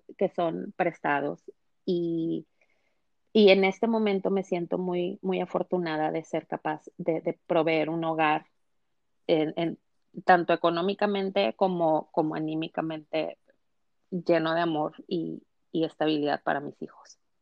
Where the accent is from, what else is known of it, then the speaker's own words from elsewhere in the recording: Mexico; moved away as an adult; now in United States; en una familia eh, convencional mexicana, soy mexicana, a, emigrar a, este país, a Estados Unidos, de la frontera por la inseguridad